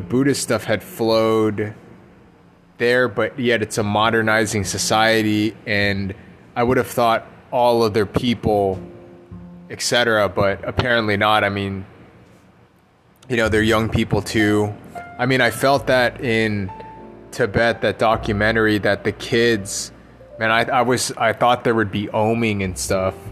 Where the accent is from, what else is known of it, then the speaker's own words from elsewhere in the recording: United States; I am American